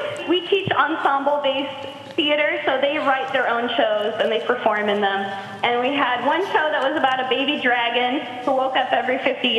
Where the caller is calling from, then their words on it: Arcata, California, United States; I'm calling from Arcata, California.